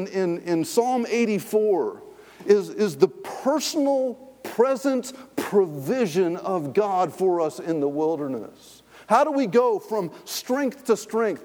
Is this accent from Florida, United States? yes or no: no; Raleigh, North Carolina, United States; I grew up in Raleigh, North Carolina.